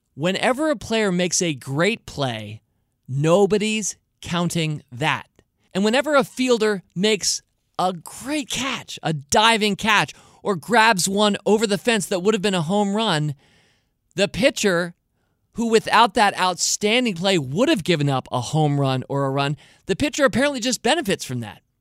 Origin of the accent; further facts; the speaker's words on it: Washington, District of Columbia, United States; I was born in Washington and live in Washington, D C today